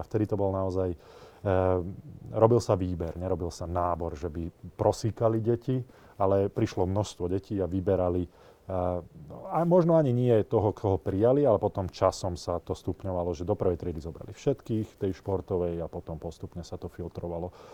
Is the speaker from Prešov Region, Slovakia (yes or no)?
no; Nitra, Nitra Region, Slovakia; ja som vyrastal v Nitre